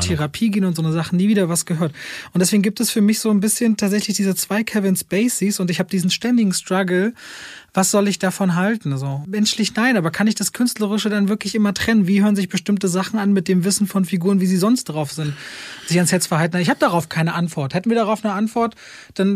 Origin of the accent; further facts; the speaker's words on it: Berlin, Germany; Ich bin in Berlin-Friedrichshain aufgewachsen und groß geworden